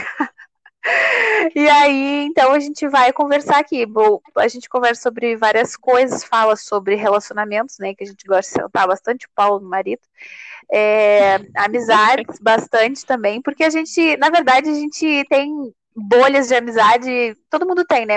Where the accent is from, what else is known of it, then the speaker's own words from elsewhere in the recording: Rio Grande do Sul, Brazil; eu sou natural do Rio Grande do Sul